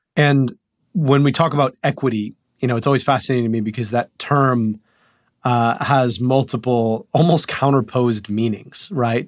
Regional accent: Rochester Hills, Michigan, United States; I was born in Crittenton Hospital in Rochester Hills, Michigan

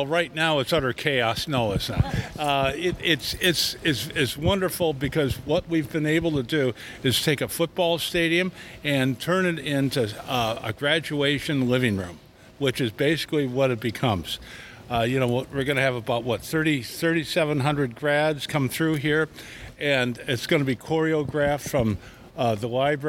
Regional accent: Notre Dame, Indiana, United States; I grew up here. I was baptized here, married here, buried my parents here. I'll be buried here. I just love Notre Dame. My family's been here, my grandfather, since 1906.

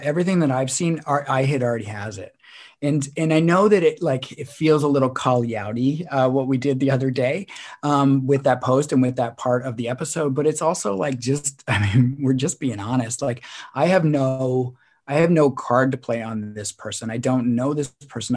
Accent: Canada; we're a Canadian podcaster

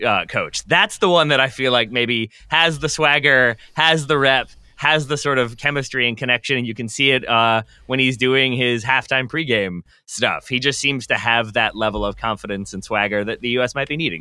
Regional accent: Richmond, Virginia, United States; I'm from Richmond.

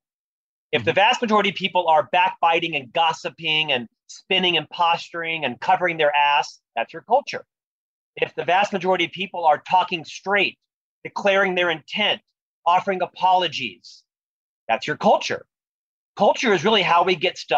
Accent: Orlando, Florida, United States; moved away as an adult; also born or lived in Provo, Utah; now in Salt Lake City, United States; I'm originally from Florida, born and raised in Central Florida

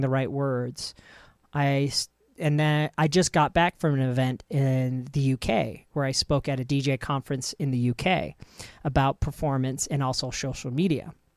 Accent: United States; us Americans

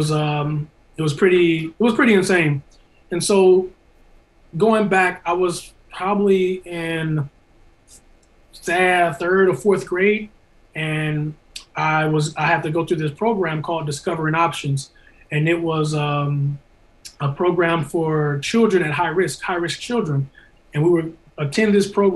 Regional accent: St. Louis, Missouri, United States; I come from St. Louis, North Side, North City, Walnut Park area

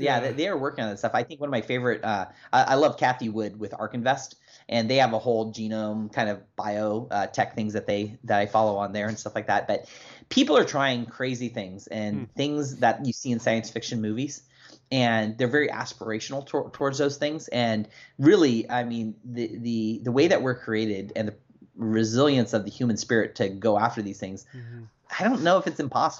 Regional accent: Germany; I remember when I was a kid growing up in Germany, and it's funny because my dad was in the army. We were military brats.

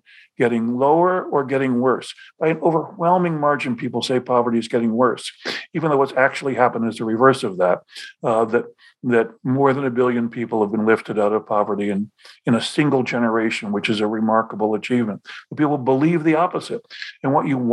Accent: Buffalo, New York, United States; I grew up in Buffalo, New York

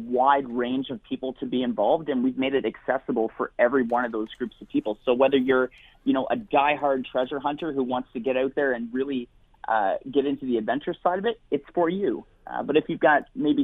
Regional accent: Ontario, Canada; moved away; I grew up in Ontario, so I'm pumped to get back home

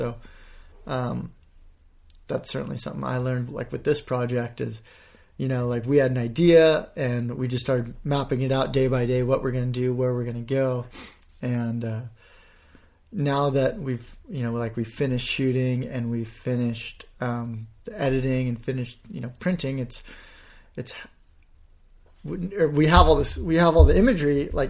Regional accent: California, United States; I'm like, "I'm a friend of Phil's. I'm from California."

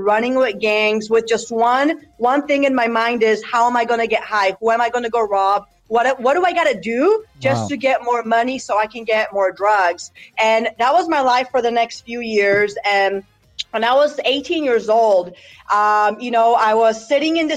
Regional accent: United States; also born or lived in Poland; I was born and raised in Poland, moved to America at 8 years old

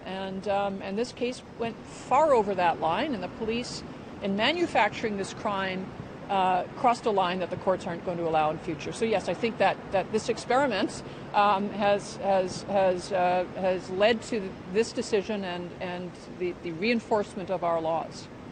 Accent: Nova Scotia, Canada; I'm from Nova Scotia

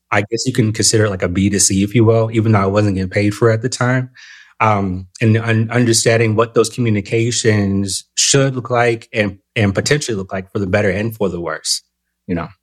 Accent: Southern California, United States; moved away; I'm originally from Southern California

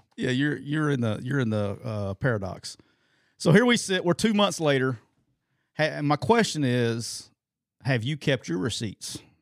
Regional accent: Alabama, United States; I'm from Alabama

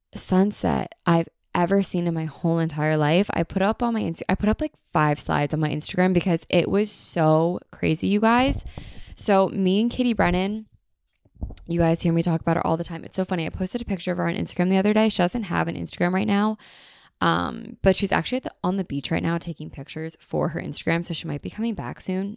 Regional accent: United States; we are so American

